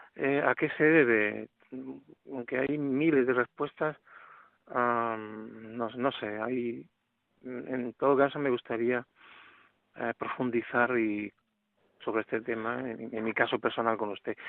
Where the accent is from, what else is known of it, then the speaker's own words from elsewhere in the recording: Málaga, Andalusia, Spain; now in Madrid, Spain; le llamo desde Madrid, aunque soy, soy de Málaga